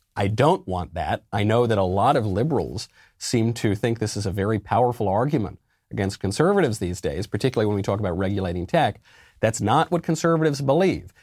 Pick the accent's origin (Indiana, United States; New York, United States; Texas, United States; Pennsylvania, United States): New York, United States; I'm a New Yorker